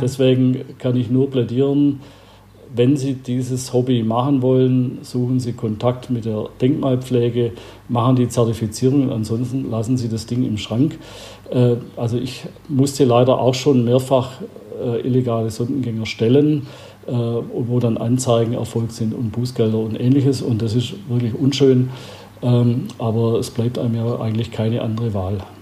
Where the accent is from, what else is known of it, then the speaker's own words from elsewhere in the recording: Albstadt, Baden-Württemberg, Germany; in meiner Heimat äh, in Albstadt, wo ich herkomme, von der Schwäbischen Alb. Äh, da war ich ein kleiner Bub